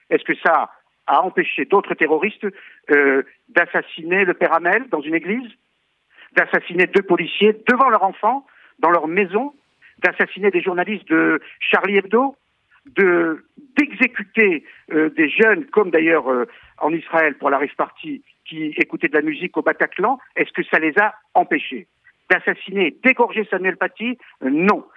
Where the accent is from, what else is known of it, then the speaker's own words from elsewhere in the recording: Algeria; now in France; je suis né en Algérie, et ma famille a subi des pogroms organisés par des musulmans qui faisaient des descentes, notamment dans les rues de Constantine